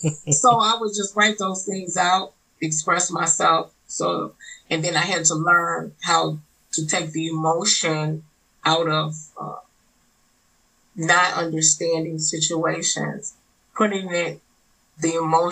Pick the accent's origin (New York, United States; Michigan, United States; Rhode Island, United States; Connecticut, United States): Michigan, United States; Detroit; also born or lived in New Orleans, Louisiana; now in Ohio, United States; Detroit raised, and now I'm in Ohio.